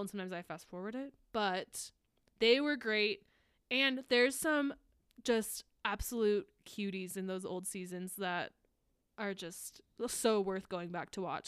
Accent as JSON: {"language": "English", "country": "United States", "said": "as an American"}